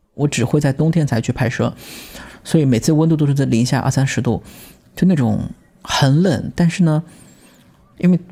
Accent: Lishui, Zhejiang, China; moved away as an adult; also born or lived in Shanghai / Hangzhou; now in New Haven, United States; 我出生在浙江丽水 近云县的一个山村吧，跟着外公外婆，因为爸妈都在外面打工嘛

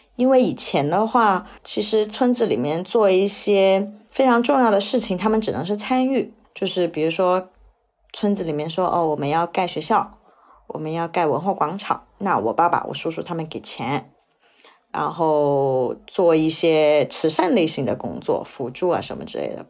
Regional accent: Heyuan, Guangdong, China; moved away; also born or lived in Beijing / Shanghai; 是一名在北京和上海工作的广东人，然后我的老家是在广东粤北的一个十八线城市，叫做河源，一个著名的温泉之乡

